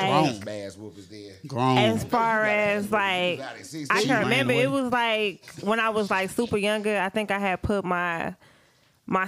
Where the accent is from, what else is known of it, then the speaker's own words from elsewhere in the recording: Minneapolis, Minnesota, United States; was born and raised in Minneapolis, Minnesota, Northside